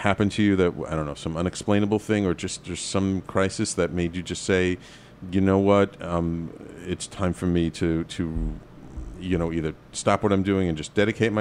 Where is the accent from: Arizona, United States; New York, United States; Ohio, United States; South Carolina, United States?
New York, United States; New York City; I grew up in the Bronx.